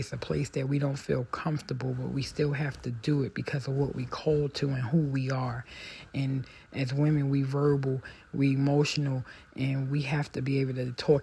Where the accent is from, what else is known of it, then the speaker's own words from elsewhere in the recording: United States; I'm African American